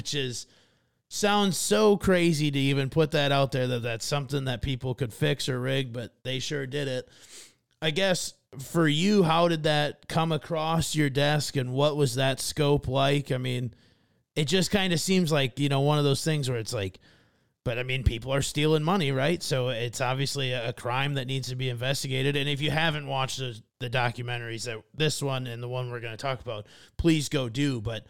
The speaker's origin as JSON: {"language": "English", "country": "United States", "tie": "born or raised there", "said": "I grew up in rural America"}